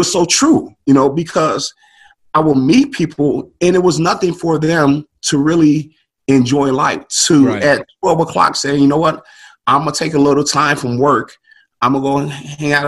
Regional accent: Chicago, Illinois, United States; moved away as an adult; also born or lived in England; I was from the South Side of Chicago

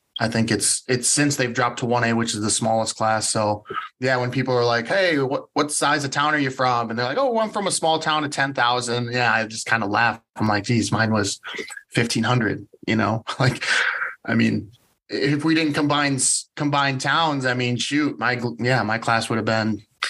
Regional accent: Monona, Iowa, United States; Yeah. So I grew up in Monona, Iowa, population, I don't know, right now it might be 1500, maybe.

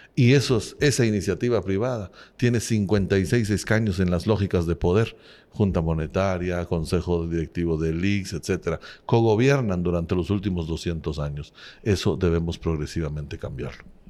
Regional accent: Cobán, Alta Verapaz, Guatemala; moved away as an adult; also born or lived in Guatemala City; nací en Cobán, Alta Verapaz, soy normalista, fui maestro. Al egresar del magisterio en Alta Verapaz, en Cobán

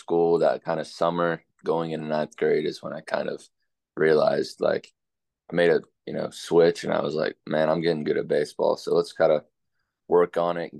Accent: Sinking Spring, Pennsylvania, United States; moved away; Reading, Pennsylvania. It's about an hour south of Philly, and it's pretty nice. Sinking Spring, exactly where I'm from

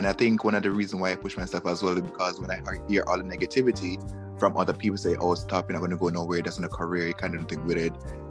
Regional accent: Jamaica; also born or lived in Kingston, Jamaica / Miami, United States; now in New York, United States; I'm literally a country boy from Jamaica. I'm literally from the country. I was born in Kingston, as which everybody else born in Kingston, because that's where everybody went to go give birth. I grew up in Kingston until I was five or four years old.

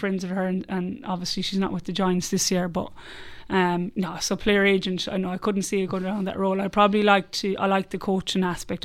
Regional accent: Ireland; accent: Irish; moved away as an adult; now in Australia; a bad Irish accent

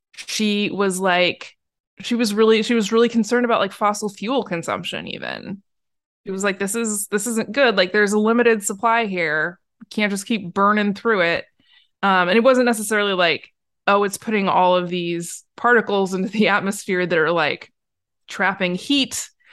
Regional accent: Portland, United States; I was born and raised in Portland

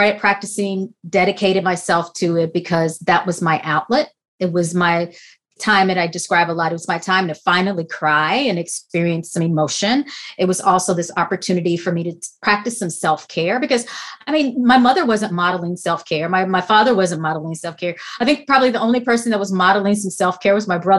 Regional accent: Grambling, Louisiana, United States; I'm a Louisiana girl. I grew up in Grambling, where the world famous Grambling State University is located

